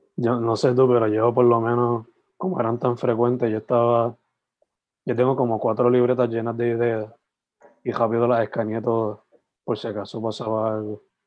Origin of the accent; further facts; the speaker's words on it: San Germán, Puerto Rico; yo originalmente pues soy de San Germán